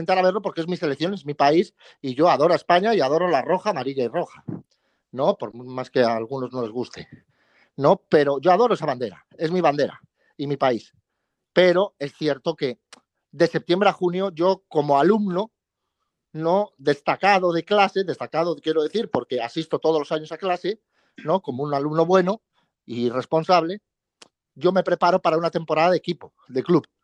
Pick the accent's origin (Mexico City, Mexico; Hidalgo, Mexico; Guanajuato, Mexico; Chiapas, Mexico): Chiapas, Mexico; moved away; Yo de Chiapas. De Chiapas. ¿Eres chiapaneco y mexicano o mexicano y chiapaneco? Yo soy mexicano y chiapaneco